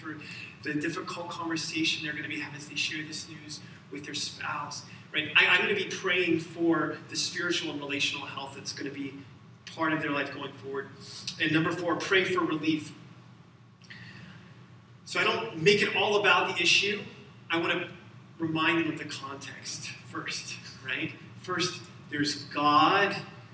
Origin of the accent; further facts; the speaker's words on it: Alabama, United States; I'm from Alabama